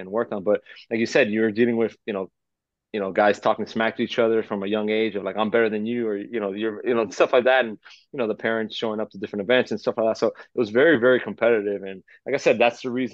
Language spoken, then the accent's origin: English; Miami, Florida, United States; growing up in Miami, I just love sports, and you know, coming from a Cuban background